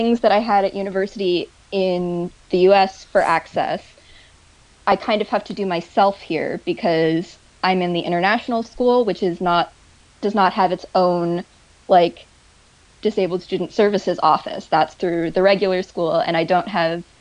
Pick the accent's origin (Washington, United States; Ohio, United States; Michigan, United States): Washington, United States; 2 hours north of Seattle; now in Haifa, Israel; my hometown. I'm from, like 2 hours north of Seattle